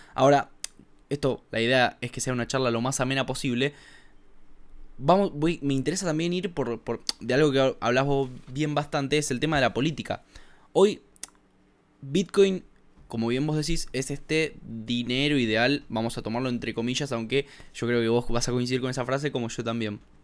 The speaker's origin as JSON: {"language": "Spanish", "country": "Argentina", "said": "a mí como un argentino que reside en Argentina"}